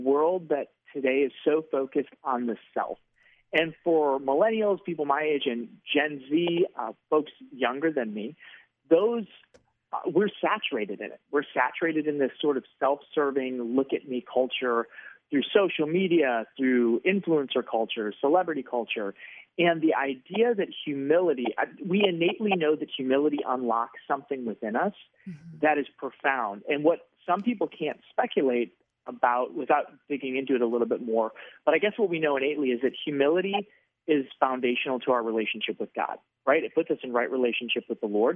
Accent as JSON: {"language": "English", "region": "Wisconsin", "country": "United States", "moved": "as an adult", "lives_now": "Arizona, United States", "said": "I am from Wisconsin."}